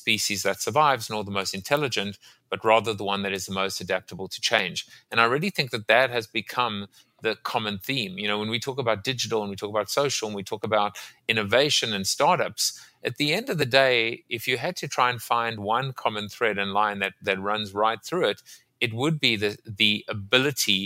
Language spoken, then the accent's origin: English; South Africa; moved away; also born or lived in Staten Island; I'm from South Africa originally